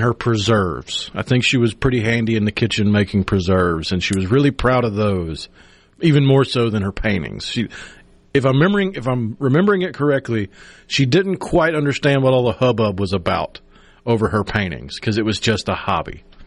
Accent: Tupelo, Mississippi, United States; growing up in Tupelo

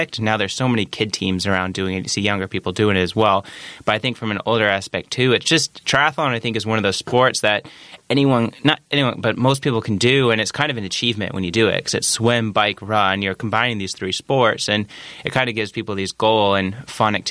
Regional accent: Geneva, Illinois, United States; moved away as an adult; I grew up in Geneva, Illinois, raised there, parents and one sister.

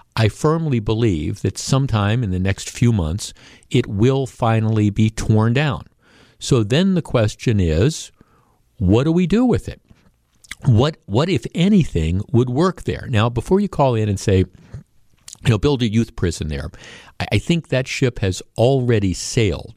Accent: Glendale, Wisconsin, United States; when I was a kid growing up in Glendale

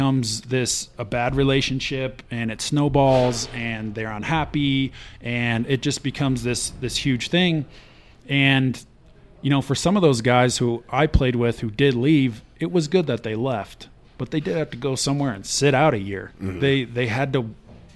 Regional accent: Wyoming, United States; I'm from Wyoming, so I had a lot of friends that came from Cody and knew them

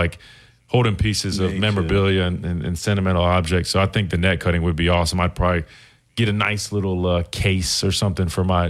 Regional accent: South Carolina, United States; I grew up in South Carolina.

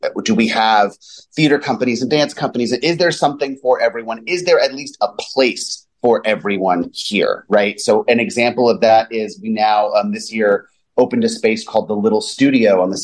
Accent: Los Angeles, California, United States; also born or lived in New York / Bay Area; now in Chicago, United States; I'm from Los Angeles

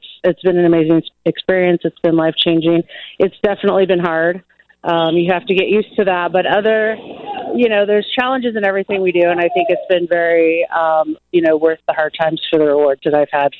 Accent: Peoria, Illinois, United States; now in Chicago, United States; I grew up in Peoria

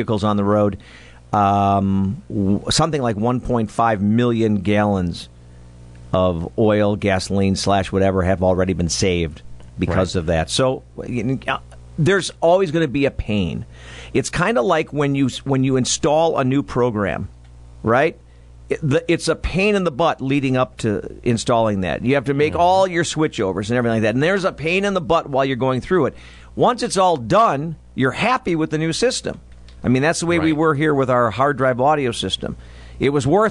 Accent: West Allis, Wisconsin, United States; I grew up in West Allis, and we had a couple of local pools that we went

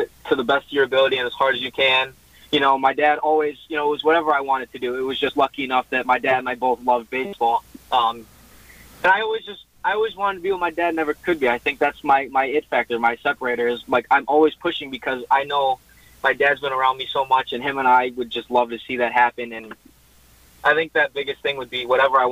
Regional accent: Wisconsin, United States; we're from Wisconsin

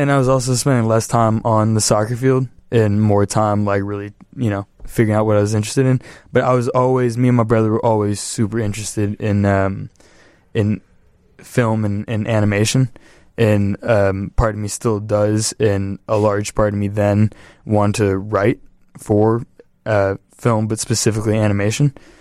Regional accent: Los Angeles, California, United States; moved away as an adult; now in Chicago, United States; West Valley, too. So, like, deep, deep valley

